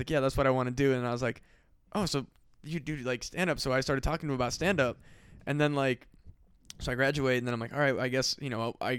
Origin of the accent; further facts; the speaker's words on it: Burlington, Iowa, United States; I grew up in Burlington, fucking Iowa.